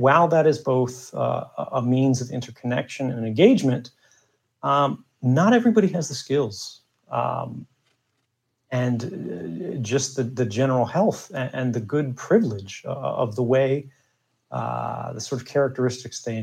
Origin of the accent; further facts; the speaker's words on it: United States; moved away as an adult; now in Russia; I'm an American